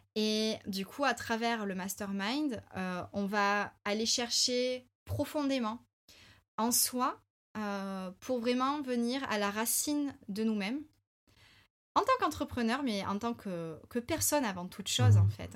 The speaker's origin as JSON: {"language": "French", "country": "France", "said": "en tant que bon français"}